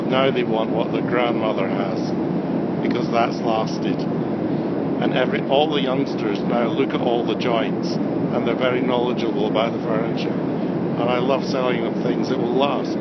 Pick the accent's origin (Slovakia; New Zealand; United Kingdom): United Kingdom; Edinburgh, Scotland; I'm from Edinburgh. I live in Edinburgh.